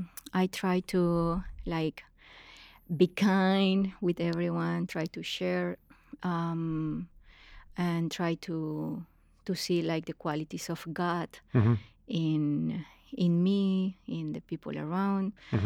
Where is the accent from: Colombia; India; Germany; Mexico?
Colombia; Bucaramanga, Santander; I'm from Bucaramanga. It's a small city in Colombia, very conservative place.